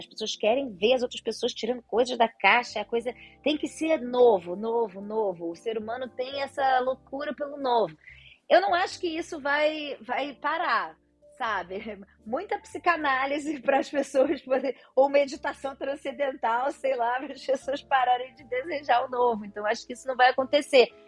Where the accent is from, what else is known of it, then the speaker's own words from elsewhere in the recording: Rio de Janeiro, Brazil; Eu sou carioca da gema, passei aqui metade da vida Copacabana, metade da vida em Ipanema